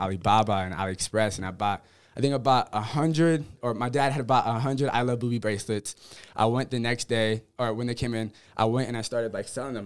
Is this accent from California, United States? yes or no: yes; Menifee, California, United States; also born or lived in Columbus, Ohio / Whittier, California; Five, then we moved to Menifee, California, which is an hour away from San Diego